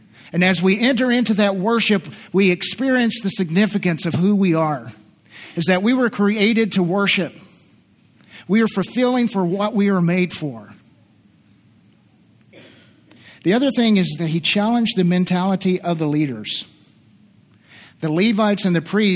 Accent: southeastern Kentucky, United States; moved away; I'm from southeastern Kentucky originally. And I slip into my accent once in a while

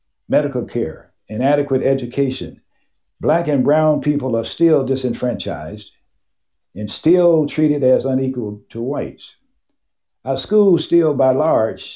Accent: Memphis, Tennessee, United States; moved away as an adult; also born or lived in Hernando, Mississippi / Missouri; I grew up in the 40s and 50s in Memphis, Tennessee, and went to Frederick Douglass High School in 1958, graduated in 1962

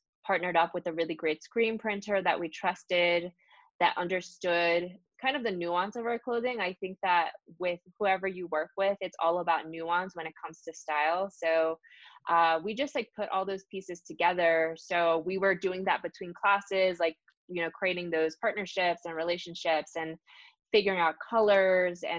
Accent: New York City, New York, United States; also born or lived in New Jersey; So I was born in New York City and I grew up between New York and New Jersey based on where my parents were

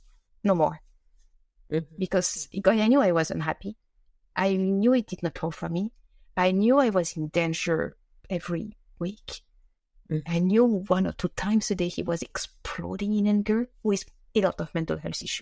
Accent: Switzerland; I said that it really makes me laugh because I come from Switzerland

